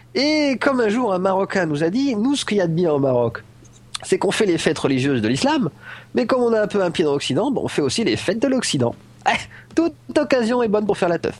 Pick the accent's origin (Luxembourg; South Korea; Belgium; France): France; now in Morocco; moi je suis français